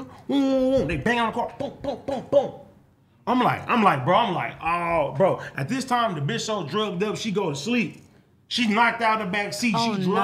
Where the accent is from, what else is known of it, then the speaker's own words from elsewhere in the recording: Compton, California, United States; I'm coming from Compton